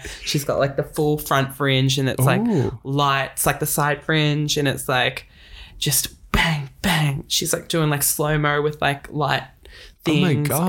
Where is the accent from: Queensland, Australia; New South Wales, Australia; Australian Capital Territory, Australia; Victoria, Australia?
Victoria, Australia; Craigieburn; I grew up in Craigieburn.